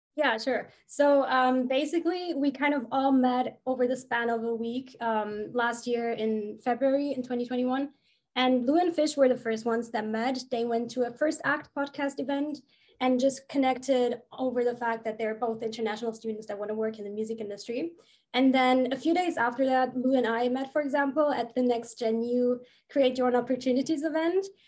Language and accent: English; Germany; I'm from Germany.